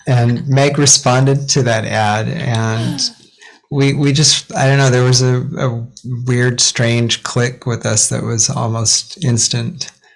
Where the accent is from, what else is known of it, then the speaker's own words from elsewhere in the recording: Ogden, Utah, United States; also born or lived in Seattle; now in Japan; So I grew up in Ogden, Utah, tiny town north of Salt Lake City, and before Japan, Seattle